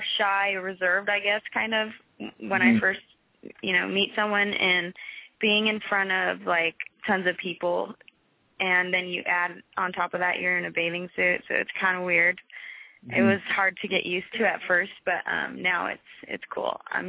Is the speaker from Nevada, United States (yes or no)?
yes; Las Vegas, Nevada, United States; It was pretty normal. We live like 25, 30 minutes from the Strip, so it was just normal living, And then as I got older is when I really started to notice, I live in Vegas and there's lots to do.